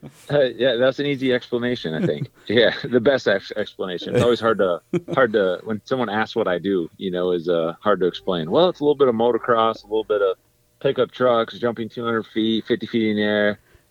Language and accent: English; Crandon, Wisconsin, United States; I was born and raised in Crandon, Wisconsin.